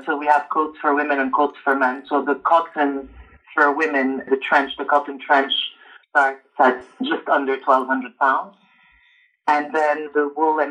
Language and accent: English; Montreal, Quebec, Canada; moved away as an adult; also born or lived in Lebanon / Paris, France; now in London, United Kingdom; Born in Lebanon, but immigrated to Canada when I was 3. So I grew up in Canada